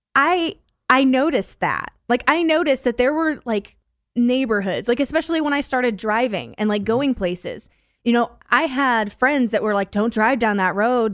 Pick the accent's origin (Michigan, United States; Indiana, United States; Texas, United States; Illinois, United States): Illinois, United States; Decatur; also born or lived in Mount Zion; I grew up, I grew up in Decatur